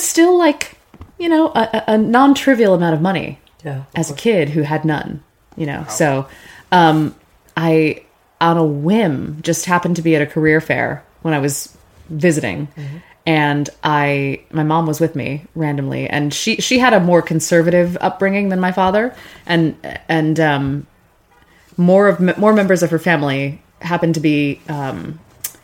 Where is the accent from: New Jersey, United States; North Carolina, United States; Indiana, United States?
Indiana, United States; Gary; moved away as an adult; I'm from Gary, Indiana, originally